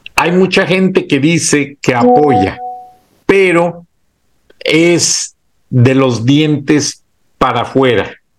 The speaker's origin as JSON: {"language": "Spanish", "country": "Mexico", "said": "así somos los mexicanos"}